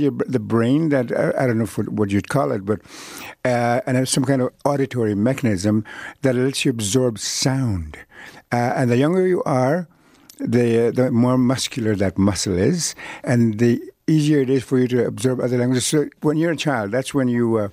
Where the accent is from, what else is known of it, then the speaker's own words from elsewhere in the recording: Canada; first language Cree; English is a second language; I grew up in Cree and other native languages